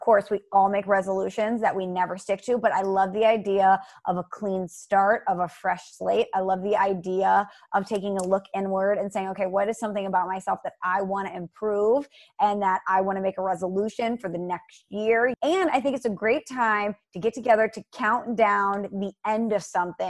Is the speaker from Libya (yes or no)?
no; Ireland; I'm Irish, you're right.